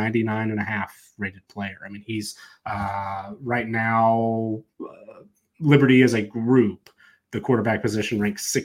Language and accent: English; Atlanta, Georgia, United States; I grew up in the Atlanta area, went to several Peach Bowls growing up